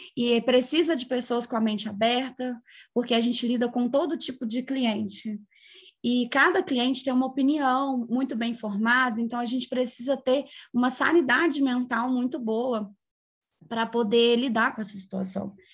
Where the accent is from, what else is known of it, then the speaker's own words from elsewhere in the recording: São João del-Rei, Minas Gerais, Brazil; sou natural de São João Del Rei